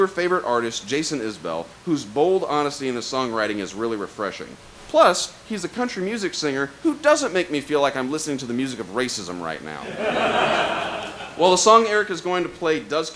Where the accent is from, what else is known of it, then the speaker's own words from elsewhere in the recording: Southern Illinois, United States; we're from Southern Illinois